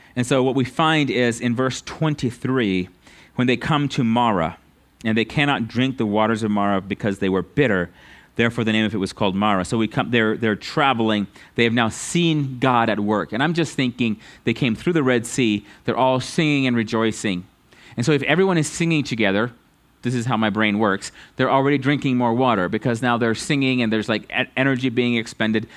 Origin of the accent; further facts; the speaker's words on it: United States; us as American Christians